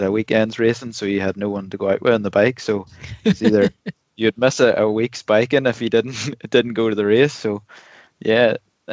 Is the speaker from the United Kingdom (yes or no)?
no; Ireland; 11 of us, 11 Irish fellas in a chalet in Morzine